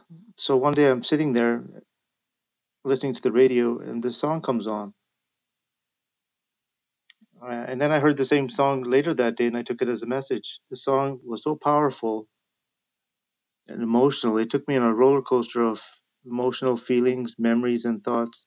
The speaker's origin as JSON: {"language": "English", "town": "Vancouver", "region": "British Columbia", "country": "Canada", "tie": "born or raised there", "said": "a South Asian kid growing up in South Vancouver"}